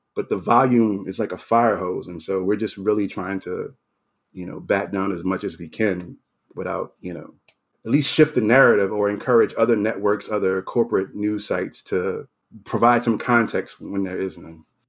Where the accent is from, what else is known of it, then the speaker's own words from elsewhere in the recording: New Orleans, Louisiana, United States; moved away; I, I grew up in New Orleans. I was born there.